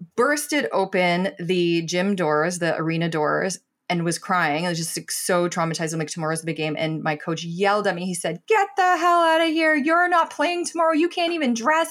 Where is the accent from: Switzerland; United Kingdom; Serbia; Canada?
Canada; Toronto, Ontario; I grew up in Scarborough